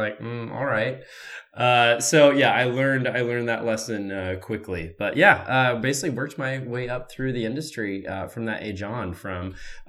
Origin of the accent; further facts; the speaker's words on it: Oregon, United States; also born or lived in Kansas; now in Los Angeles, United States; moved to Oregon at the age of 3, raised out in the woods